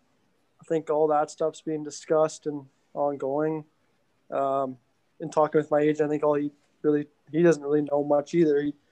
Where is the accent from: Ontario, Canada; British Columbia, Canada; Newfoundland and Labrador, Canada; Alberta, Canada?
Alberta, Canada; Edmonton; So I grew up playing White Mud West. And then I moved on to the Northwest Zone and then into the CAC program.